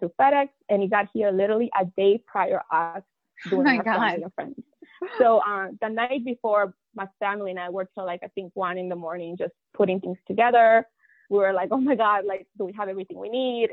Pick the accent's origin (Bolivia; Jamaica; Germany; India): Bolivia; La Paz; now in Washington, D.C., United States; I'm from La Paz